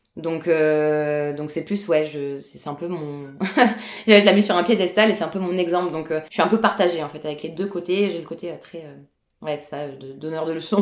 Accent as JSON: {"language": "French", "town": "Bordeaux", "region": "Nouvelle-Aquitaine", "country": "France", "tie": "born or raised there", "said": "Je suis née donc à Bordeaux, en France, euh, complètement française"}